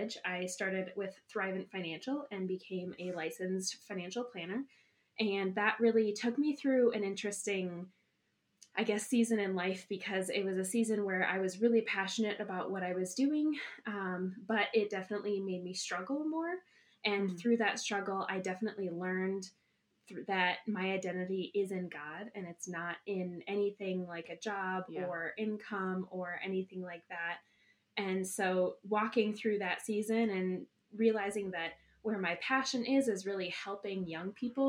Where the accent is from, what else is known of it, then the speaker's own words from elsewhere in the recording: Madison, Wisconsin, United States; moved away as an adult; now in Eau Claire, United States; I originally grew up in Madison and moved to Eau